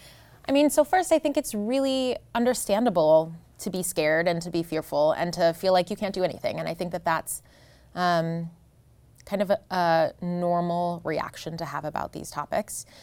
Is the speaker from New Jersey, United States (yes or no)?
yes; New Jersey, United States; moved away; I grew up in New Jersey